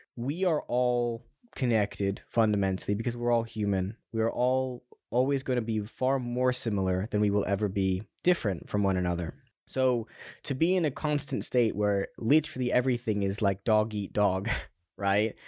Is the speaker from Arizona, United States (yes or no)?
no; California, United States; now in London, United Kingdom; I'm, I'm from California as well